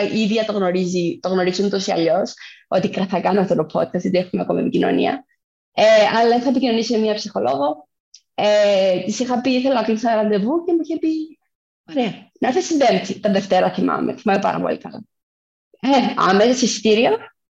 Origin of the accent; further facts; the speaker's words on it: Cyprus; also born or lived in Athens; είμαι από Κύπρο.